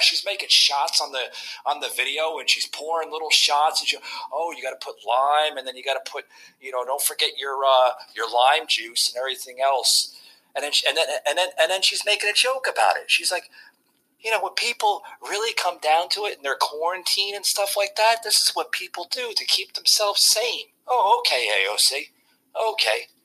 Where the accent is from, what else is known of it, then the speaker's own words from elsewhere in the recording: New Jersey, United States; when I grew up in New Jersey